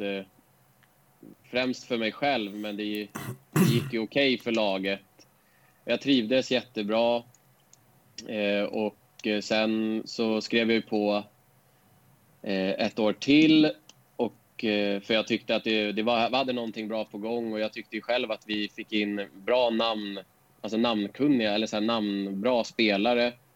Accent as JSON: {"language": "Swedish", "town": "Stockholm", "region": "Stockholm County", "country": "Sweden", "tie": "born or raised there", "also_born_or_lived": "Årstadal, Stockholm", "said": "jag bodde i Bagarmossen tills jag gick i... Kan det ha varit åtta ettan på högstadiet. Men vi flyttade, flyttade från Bagarmossen till ett område som heter Årstadal."}